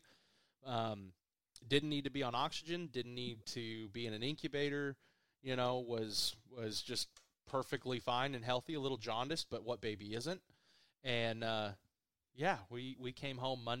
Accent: Stillwater, Oklahoma, United States; I was born in Stillwater

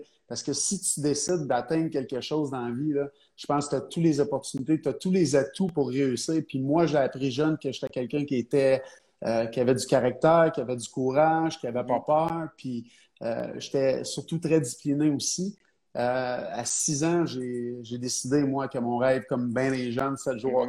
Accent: Trois-Rivières, Quebec, Canada; je viens de Trois-Rivières

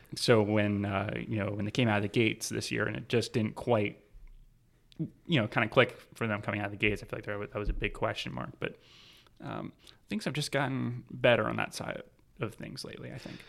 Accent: Jacksonville, Florida, United States; moved away as an adult; also born or lived in Park City, Utah; I'm from Jacksonville, Florida, originally, born and raised

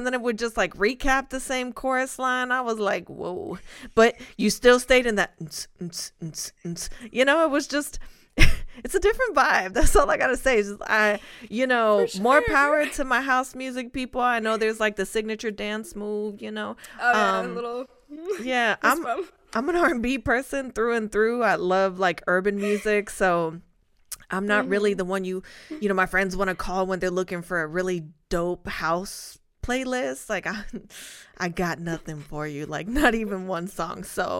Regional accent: Spain; I'm from Spain.

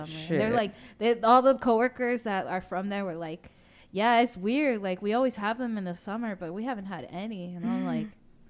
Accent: Virginia, United States; We're from Virginia. Like, we don't get earthquakes.

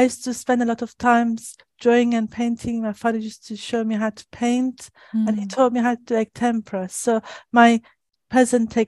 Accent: Shiraz, Fars, Iran; moved away as an adult; now in United Kingdom; I was born in 1964 in Shiraz, Iran

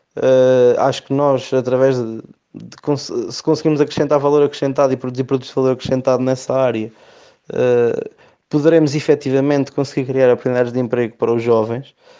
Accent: Oliveira do Hospital, Centro, Portugal; pelo amor à minha terra

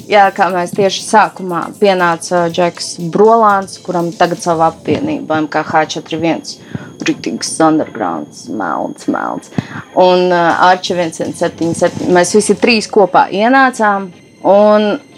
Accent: Rēzekne, Latgale, Latvia; es esmu meita no Rēzeknes, no Latvijas

